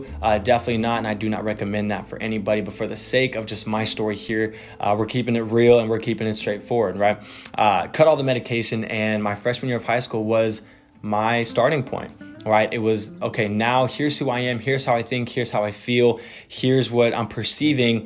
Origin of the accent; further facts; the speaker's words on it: Texas, United States; I am born and raised in Texas.